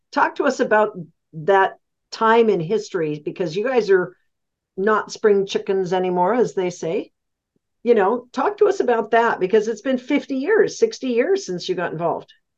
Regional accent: the West, United States; I'm from the West.

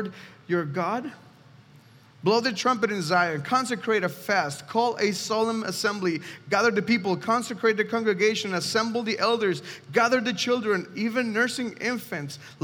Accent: Mexico City, Mexico; moved away; I'm from Mexico City specifically, and when I was 6 years old

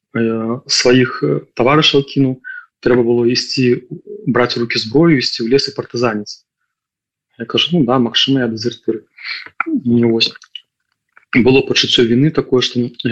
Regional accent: Belarus; now in Lithuania; да беларус

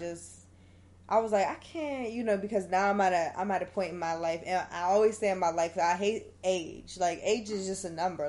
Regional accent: Pittsburgh, Pennsylvania, United States; moved away; I'm from Pittsburgh. So at this point, I was still living in Pittsburgh.

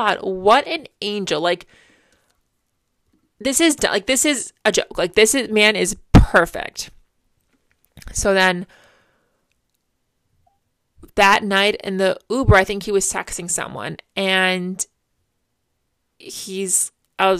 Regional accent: Port, New York, United States; we've both grew up in Port our entire lives

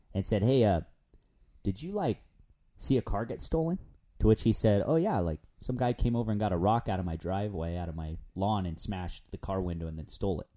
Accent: San Diego, California, United States; moved away as an adult; now in Provo, United States; before moving up to Utah, I'm, I'm from San Diego

